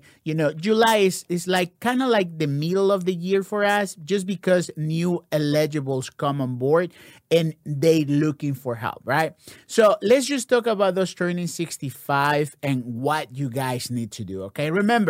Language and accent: English; Ecuador; I am here from Ecuador.